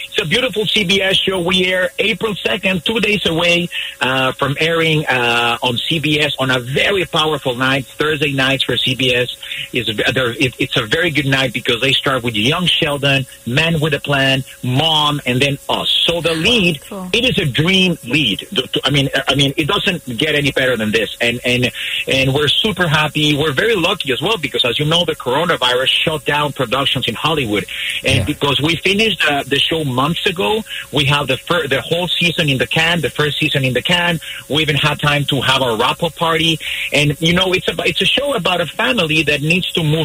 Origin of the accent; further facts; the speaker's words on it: Mexico; English is a second language; I'm sure you think I'm from Scotland, but I'm not. I'm from Mexico. So because this is not my language